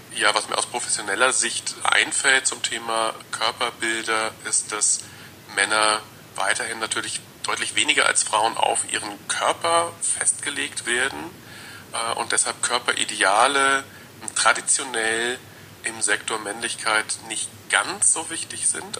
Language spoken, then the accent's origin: German; rural southwest Germany, Germany; ich bin im auf dem Land aufgewachsen, äh, so im Südwesten Deutschlands